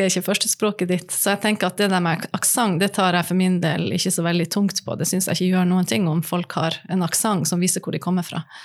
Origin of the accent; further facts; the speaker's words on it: Nordland, Norway; Jeg kommer fra Nordland